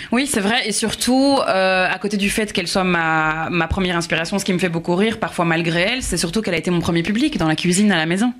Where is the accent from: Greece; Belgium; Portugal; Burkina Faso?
Belgium; accent: Belgian; now in Paris, France; je suis, je suis belge à la base